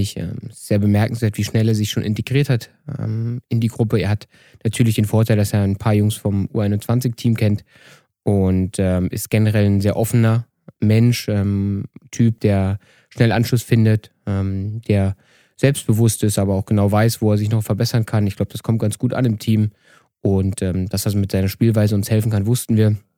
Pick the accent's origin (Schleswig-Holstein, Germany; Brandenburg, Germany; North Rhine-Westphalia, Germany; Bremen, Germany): Brandenburg, Germany; Eberswalde; now in Vienna, Austria; Eberswalde, irgendwo um nirgendwo. Damals gab es keine Talentzentren zentriert und da, wo ich aufgewachsen bin, gab es gar nichts